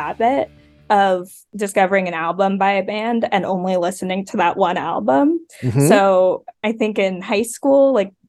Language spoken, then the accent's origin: English; New York City, New York, United States; moved away as an adult; also born or lived in Philadelphia; I grew up in Brooklyn.